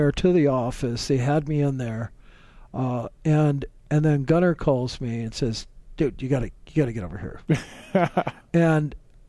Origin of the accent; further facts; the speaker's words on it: Oregon, United States; I was from Oregon.